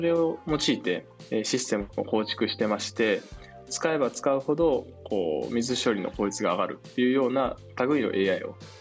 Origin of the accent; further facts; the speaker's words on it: Tokushima, Japan; moved away as an adult; also born or lived in Tokyo; 私の実家は徳島県っていう、はい、あの、はい、非常に田舎のとこの山の中で